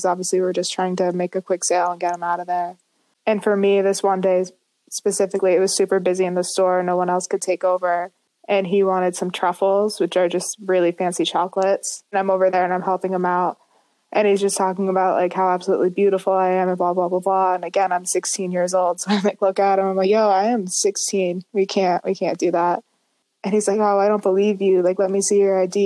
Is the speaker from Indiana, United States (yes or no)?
no; Meredith, New Hampshire, United States; I'm from Meredith, New Hampshire